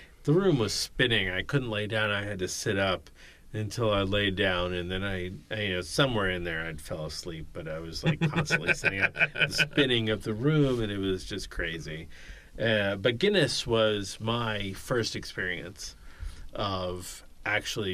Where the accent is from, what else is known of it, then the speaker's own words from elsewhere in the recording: United States; moved away; also born or lived in Long Island; I grew up in New York, New Jersey